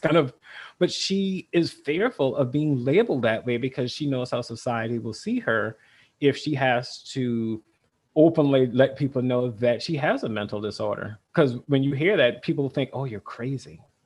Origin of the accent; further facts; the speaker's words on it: South Carolina, United States; now in Vermont, United States; I grew up in South Carolina, very rural